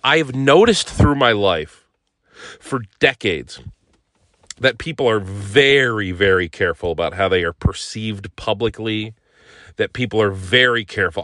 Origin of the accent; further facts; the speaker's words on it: Northeast Ohio, United States; I grew up in Northeast Ohio